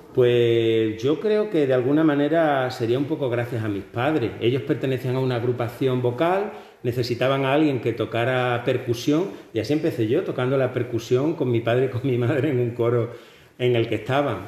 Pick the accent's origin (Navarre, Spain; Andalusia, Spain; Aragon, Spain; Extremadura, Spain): Extremadura, Spain; Hornachos; yo nací en Hornacho